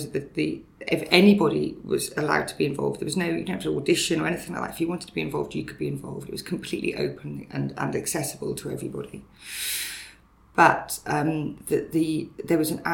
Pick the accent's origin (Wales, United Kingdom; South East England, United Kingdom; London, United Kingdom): Wales, United Kingdom; Brecon Beacons; now in Dundee, United Kingdom; the journey to Dundee from where I grew up in Wales in the Brecon Beacons is quite a long one. I grew up in a very small Welsh village